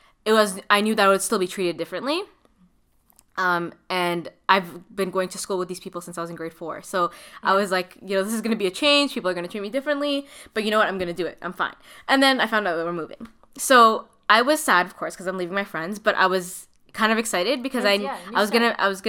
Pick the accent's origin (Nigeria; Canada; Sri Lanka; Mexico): Canada; Toronto, Ontario; also born or lived in Markham, Ontario; I grew up in Scarborough, right? Before I moved to Markham. So I was in Scarborough up until the end of grade 7